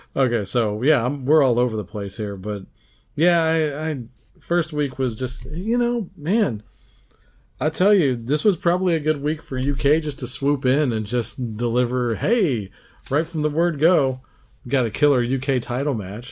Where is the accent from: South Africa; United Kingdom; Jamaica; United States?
United States; us Yanks